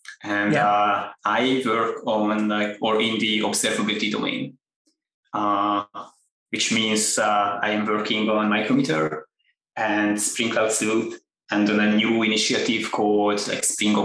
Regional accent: Hungary; now in United States; I am originally from Hungary

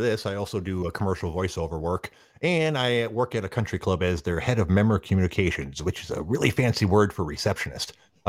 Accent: Midwest, United States; accent: heavy Midwestern; from what I've been told, I have a pretty heavy Midwestern accent.

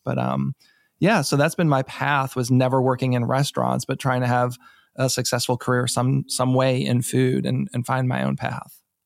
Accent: New England, United States; now in Maryland, United States; I'm not from here. I'm from New England originally

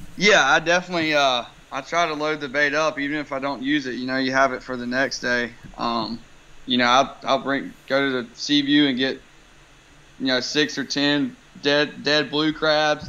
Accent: Wilmington, North Carolina, United States; born and raised here in Wilmington

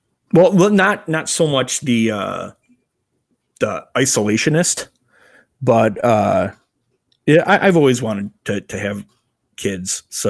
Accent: Crystal Lake, Illinois, United States; I am from Crystal Lake, Illinois.

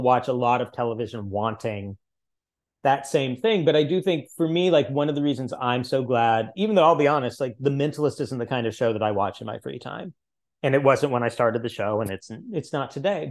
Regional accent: Missouri, United States; the largest college in my home state

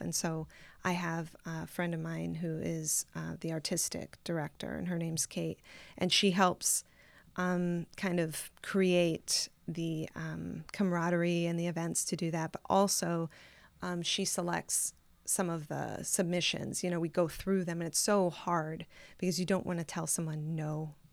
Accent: South Bend, Indiana, United States; moved away as an adult; also born or lived in Tucson, Arizona / Los Angeles; I grew up in South Bend

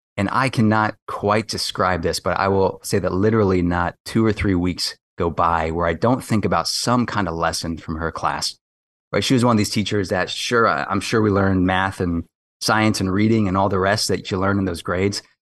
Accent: Kailua, Hawaii, United States; moved away as an adult; also born or lived in West Coast, United States; now in Washington, D.C., United States; I grew up on the windward side of Oahu in Kailua

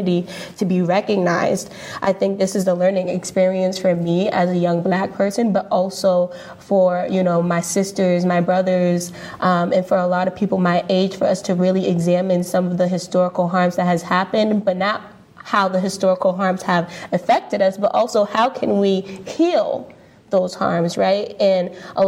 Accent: East Coast, United States; I'm also from the East Coast

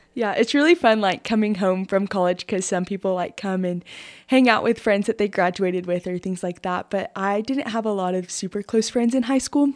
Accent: Shallowater, Texas, United States; I grew up in Shalawather. My whole life

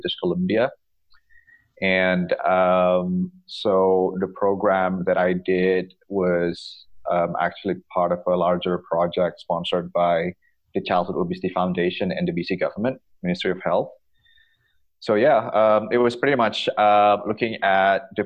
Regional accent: Bali, Indonesia; moved away as an adult; also born or lived in United Kingdom; now in Victoria, Canada; I am originally from Bali, and I did my undergrad in physical education in the UK

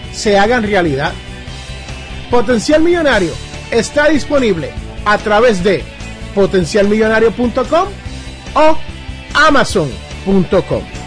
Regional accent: Jersey City, New Jersey, United States; en mi barrio, donde yo me crié en Jersey City, New Jersey, hablamos inglés

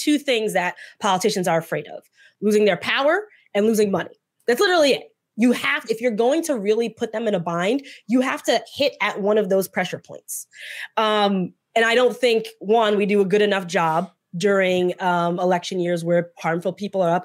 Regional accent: New Jersey, United States; I'm from Jersey and in the political space in Jersey

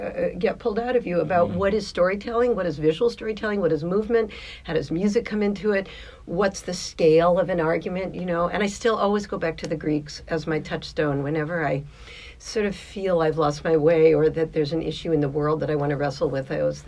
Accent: Washington, District of Columbia, United States; moved away as an adult; because I grew up in Washington as a kid.

